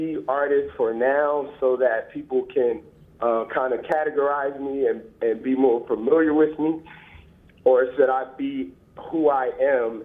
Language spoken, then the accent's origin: English; Philadelphia, Pennsylvania, United States; I'm from Philly